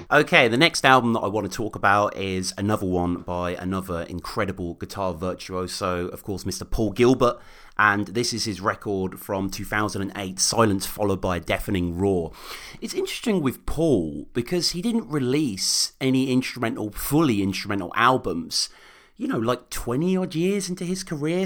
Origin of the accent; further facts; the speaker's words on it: Birmingham, West Midlands, United Kingdom; moved away as an adult; now in Oxford, United Kingdom; Birmingham, uh, my hometown. I'm in living Oxford at the moment